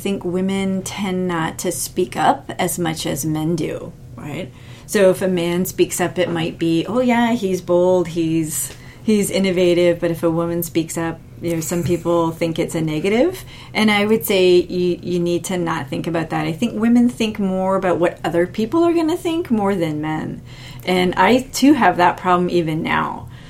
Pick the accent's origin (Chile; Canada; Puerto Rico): Canada; I always just say maybe it's because I'm Canadian. I'm too polite Canadian